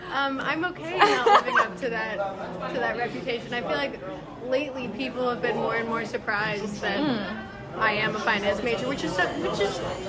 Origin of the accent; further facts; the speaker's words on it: Arizona, United States; I'm not from LA. Okay. I'm from Arizona